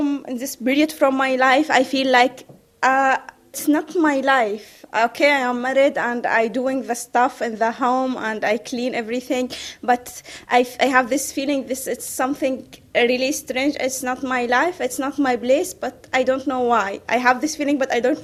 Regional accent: Saudi Arabia; moved away as an adult; I come from Saudi Arabia. I escaped from there in 2015

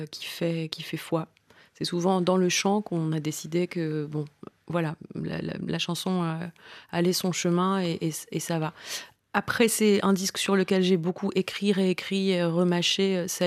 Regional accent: Marseille, Provence-Alpes-Côte d'Azur, France; Moi je viens du sud-est de la France, je suis marseillaise.

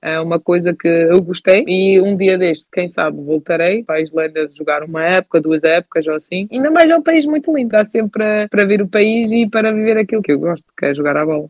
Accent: Hamburg, Germany; moved away; Eu nasci na Alemanha, mas eu sou portuguesa.

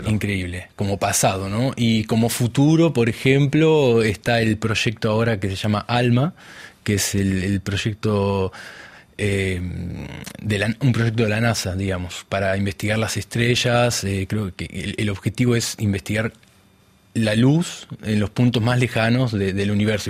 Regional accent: Buenos Aires Province, Argentina; moved away as an adult; also born or lived in France; donde yo nací no era la capital de Buenos Aires, es lo que es el conurbano

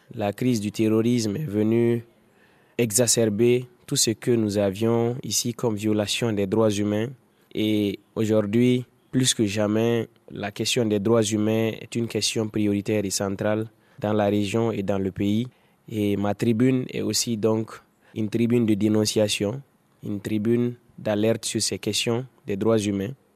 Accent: Dori, Sahel, Burkina Faso; J'ai grandi à Dori, dans le Sahel burkinabé.

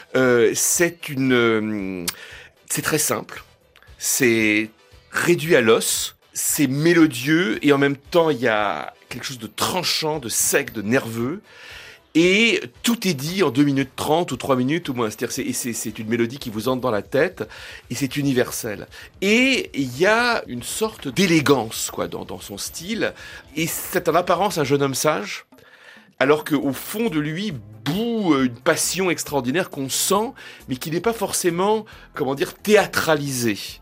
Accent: France; chez nous, en France

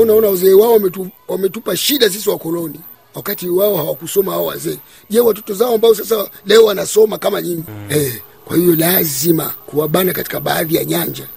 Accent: Burundi; Sisi ni Warundi kitaifa

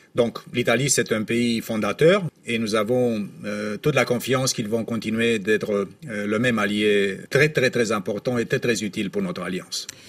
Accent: Romania; dans mon pays d'origine, euh, à Deveselou

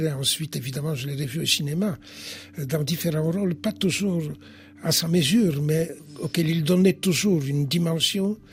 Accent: Poland; first language Polish; French is a second language; now in France

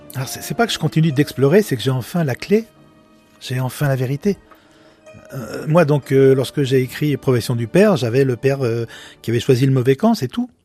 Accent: Lyon, Auvergne-Rhône-Alpes, France; nous sommes de Lyon

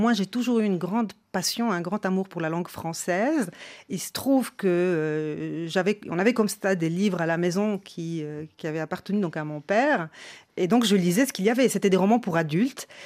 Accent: Salé, Rabat-Salé-Kénitra, Morocco; born there; Je ne suis pas né à Marrakech, je suis né à Salé. Près de Rabat

